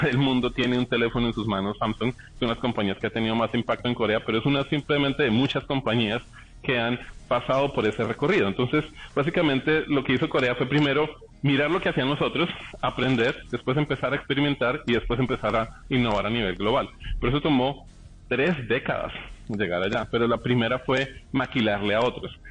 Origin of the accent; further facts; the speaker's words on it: Colombia; somos colombianos